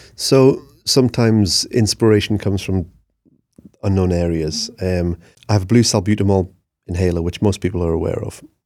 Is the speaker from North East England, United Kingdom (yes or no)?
yes; Newcastle upon Tyne, North East England, United Kingdom; I'm a grafter. I'm from Newcastle